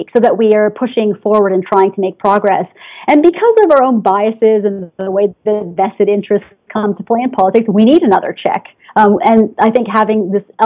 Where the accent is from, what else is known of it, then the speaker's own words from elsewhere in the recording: Canada; I'm Canadian